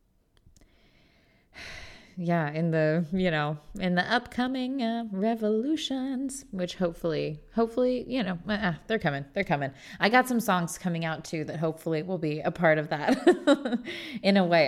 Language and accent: English; Indiana, United States; I'm from Indiana